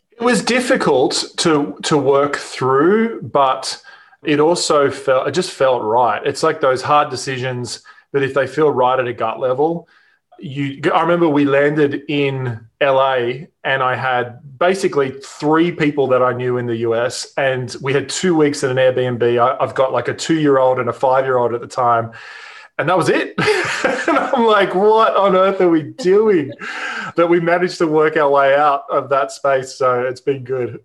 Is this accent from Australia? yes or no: yes; Australia; accent: Australian; moved away as an adult; now in Newport Beach, United States; you can probably hear in my accent, I'm Australian, but we live in California, in Newport Beach we moved here about three years ago.